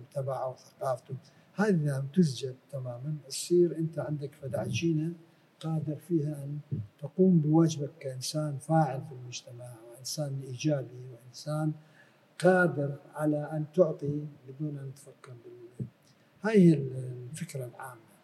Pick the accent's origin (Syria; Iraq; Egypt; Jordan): Iraq; Basra, Basra Governorate; moved away; also born or lived in Europe; أنا أظل عراقي من بصرة.